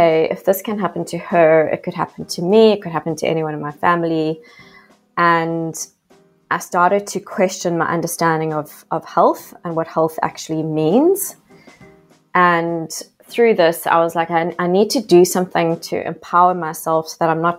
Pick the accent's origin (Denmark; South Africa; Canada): South Africa; accent: South African; now in Australia; I am actually South African, a South African living in Australia. You might hear my yas, which is the telltale sign of that I'm still deeply South African.